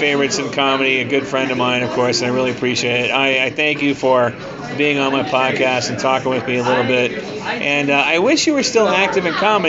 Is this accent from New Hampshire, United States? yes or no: no; Ohio, United States; now in California, United States; When I first moved to California, I moved there from Ohio.